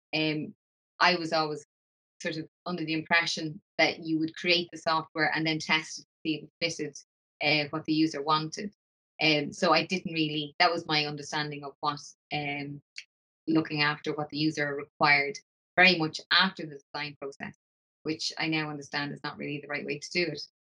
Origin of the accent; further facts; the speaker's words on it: Dublin, Leinster, Ireland; moved away as an adult; now in Glasgow, United Kingdom; I'm originally from Dublin, I came over to Glasgow